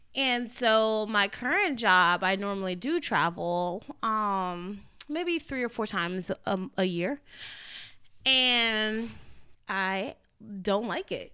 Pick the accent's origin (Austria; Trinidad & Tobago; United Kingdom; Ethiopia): Trinidad & Tobago; also born or lived in Orlando; I'm Trinidadian